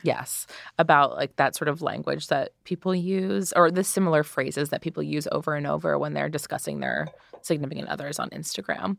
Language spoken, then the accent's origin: English; United States; I'm an American girl.